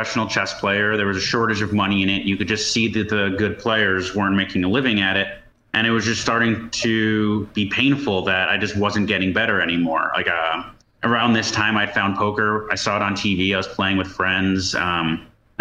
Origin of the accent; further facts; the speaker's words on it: New Jersey, United States; I grew up in New Jersey